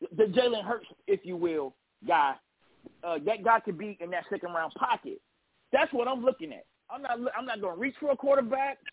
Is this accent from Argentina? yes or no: no; North Carolina, United States; I'm a Tar Heel boy. I'm from Carolina